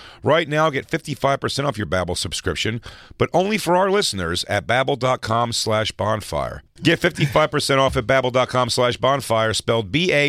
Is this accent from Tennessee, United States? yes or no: no; Philadelphia, Pennsylvania, United States; I'm from Philly.